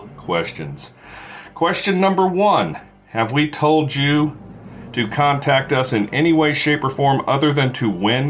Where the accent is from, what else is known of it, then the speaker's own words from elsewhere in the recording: Charlotte, North Carolina, United States; Allison from Charlotte, my hometown.